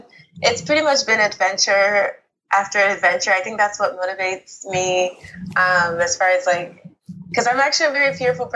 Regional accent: United States; born there; I was born in America, but my family's originally from Nigeria.

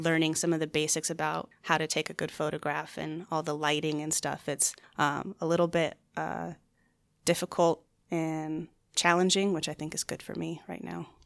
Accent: Chandler, Arizona, United States; also born or lived in Flagstaff, Arizona; I was born and raised here in the Phoenix area in Chandler.

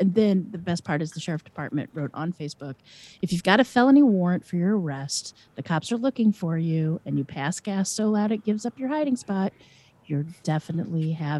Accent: St. Louis, Missouri, United States; I'm from Missouri, St. Louis.

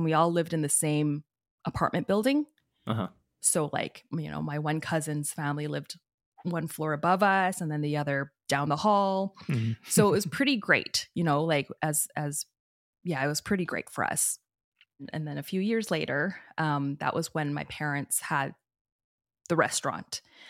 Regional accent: Peace River, Alberta, Canada; also born or lived in Edmonton; we actually didn't have the restaurant when we first moved up there because I was born in Edmonton. {S1} Okay. {S2} And I moved up to Peace River when I was 5.

